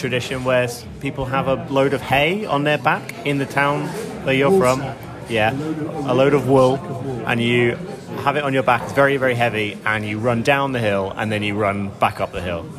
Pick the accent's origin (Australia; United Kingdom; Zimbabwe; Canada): United Kingdom; London; from London, England.